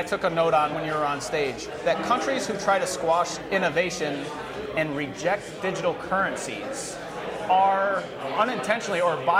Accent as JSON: {"language": "English", "country": "United States", "said": "as an American"}